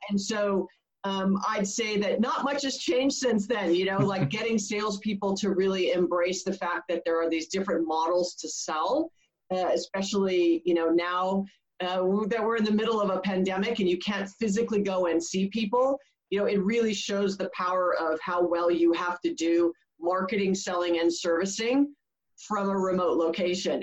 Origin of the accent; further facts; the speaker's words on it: Hawaii, United States; moved away as an adult; I was born and raised in Hawaii. Um, I didn't leave until I was almost 30.